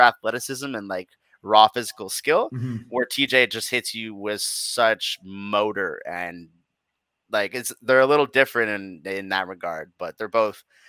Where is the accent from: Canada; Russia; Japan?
Canada; as a Canadian